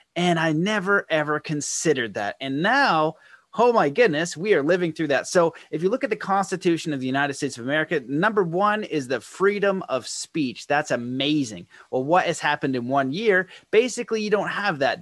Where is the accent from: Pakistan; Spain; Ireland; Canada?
Canada; being a Canadian person